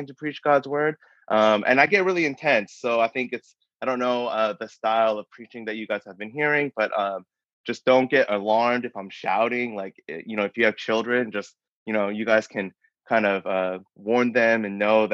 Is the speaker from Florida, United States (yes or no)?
no; Denver, Colorado, United States; moved away as an adult; also born or lived in Massachusetts; now in Austin, United States; I am born and raised in Denver, Colorado. That's where I call home.